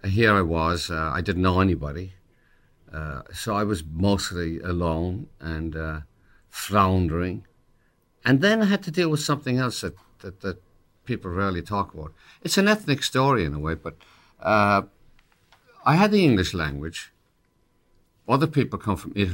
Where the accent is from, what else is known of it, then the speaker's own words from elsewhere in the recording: Ireland; accent: Irish; now in United States; I'd lose my Irish accent